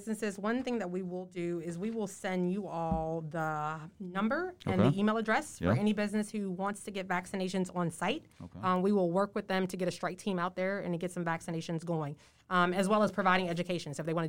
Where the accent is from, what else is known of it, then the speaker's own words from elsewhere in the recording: Port Salvador, Louisiana, United States; I'm from Plaquemines Parish, from Port Salvador.